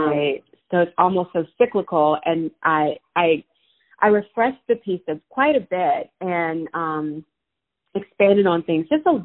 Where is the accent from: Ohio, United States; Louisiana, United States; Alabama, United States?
Louisiana, United States; Opelousas; moved away as an adult; also born or lived in New York City / San Francisco; now in Cincinnati, United States; I grew up in Louisiana, rural Louisiana, a town called Opelousas.